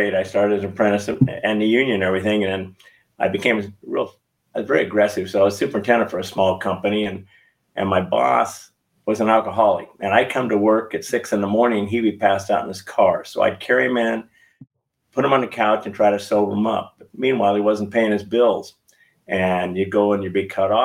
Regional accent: Long Beach, California, United States; also born or lived in Orange County, California; I was born and raised in Long Beach, California

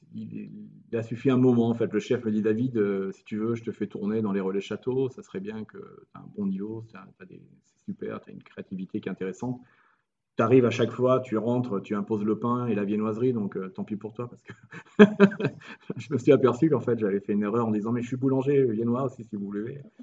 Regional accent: France; moved away as an adult; also born or lived in Montpellier / Morocco; now in Italy; on est français

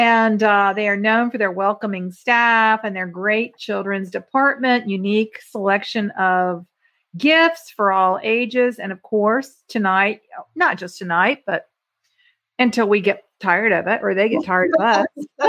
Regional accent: Ireland; Which I'm Irish, so.

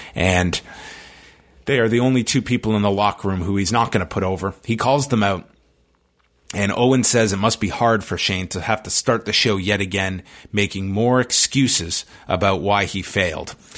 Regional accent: Toronto, Ontario, Canada; my hometown of Toronto.

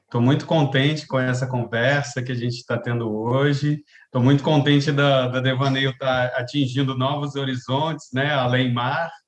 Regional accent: Santos, São Paulo, Brazil; born there; now in Rio de Janeiro, Brazil; eu nasci em Santos, né? No litoral de São Paulo. Depois fui para o interior de São Paulo, fui para Minas Gerais, onde eu fiz a minha faculdade de música, né? E depois fui para São Paulo capital, depois que eu vim para o Rio.

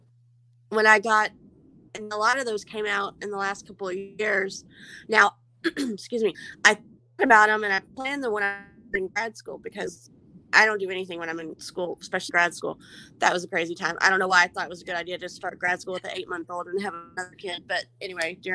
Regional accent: Houston, Texas, United States; now in Louisiana, United States; I was born in 1978 in Houston. I'm a Texas girl, even though I live in Louisiana

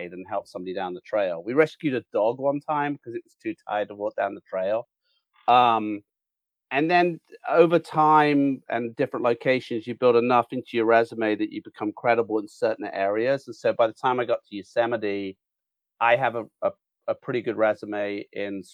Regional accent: United Kingdom; now in Mariposa, United States

